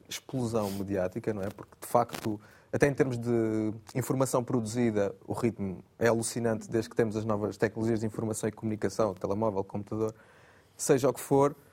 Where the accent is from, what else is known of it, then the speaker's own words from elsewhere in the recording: Setúbal, Portugal; also born or lived in Cuba, Alentejo; now in Amadora, Portugal; eu nasci em Cuba do Alentejo, cresci em Setúbal e agora vivo em Lisboa, na Amadora.